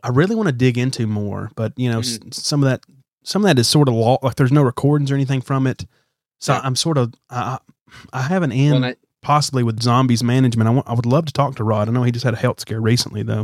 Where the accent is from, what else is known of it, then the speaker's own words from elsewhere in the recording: Alabama, United States; growing up in the South, I don't know about you, in the South, in Alabama